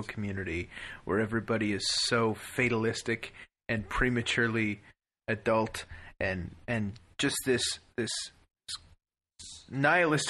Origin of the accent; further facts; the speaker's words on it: Canada; we're from Canada